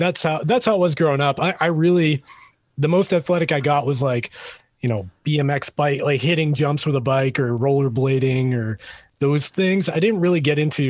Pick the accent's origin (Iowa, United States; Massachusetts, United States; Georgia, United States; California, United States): Massachusetts, United States; Boston; accent: Boston; There's different ways we all talk in that Boston.